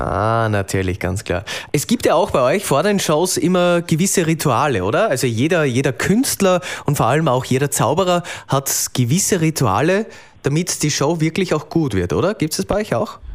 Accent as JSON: {"language": "German", "region": "Salzburg", "country": "Austria", "said": "Bei uns in Salzburg"}